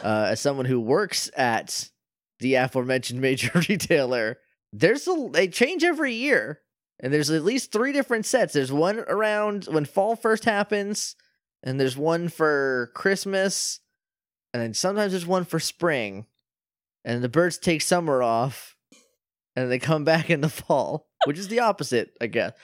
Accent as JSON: {"language": "English", "region": "New Hampshire", "country": "United States", "tie": "born or raised there", "said": "that's my home state that I love."}